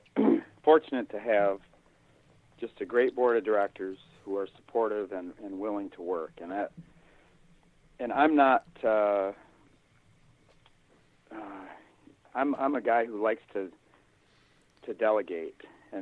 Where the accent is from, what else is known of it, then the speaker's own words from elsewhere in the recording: Hudsonville, Michigan, United States; born there; Well, I was born in Hudsonville, which is a small, used to be a little farming community in between Grand Rapids and Holland, which is kind of southwestern Lower Peninsula.